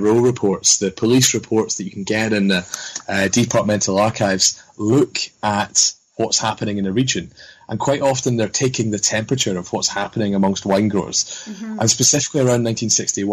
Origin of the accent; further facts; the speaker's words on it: Scotland, United Kingdom; as a young Scottish student